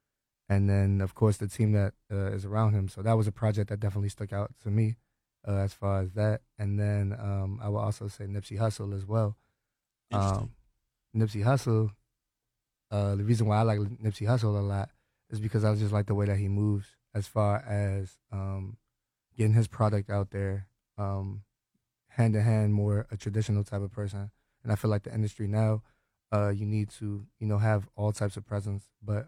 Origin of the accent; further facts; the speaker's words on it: Hyattsville, Maryland, United States; now in Springdale, United States; I'm from Hyattsville, Maryland. I live in Springdale now.